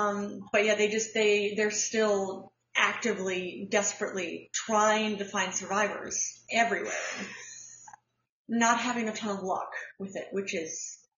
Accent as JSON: {"language": "English", "region": "Midwest", "country": "United States", "tie": "born or raised there", "said": "I grew up in the Midwest. I grew up on the tornado belt."}